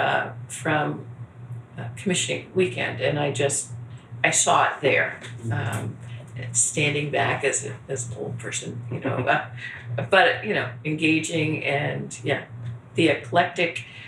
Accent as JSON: {"language": "English", "region": "Northeast", "country": "United States", "said": "I'm from the Northeast"}